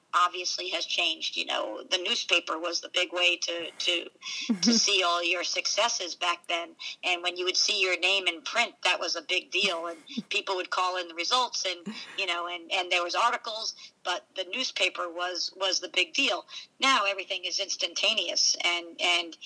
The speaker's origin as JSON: {"language": "English", "town": "Providence", "region": "Rhode Island", "country": "United States", "said": "I'm from Providence, Rhode Island."}